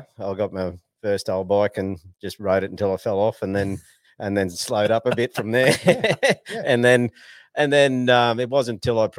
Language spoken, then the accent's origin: English; Australia; moved away as an adult; also born or lived in Taroom; I grew up on Doonside